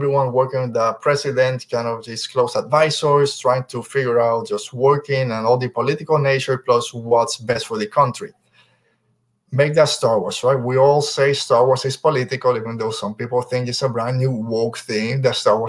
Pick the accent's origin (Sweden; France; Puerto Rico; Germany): Puerto Rico; I'm from Puerto Rico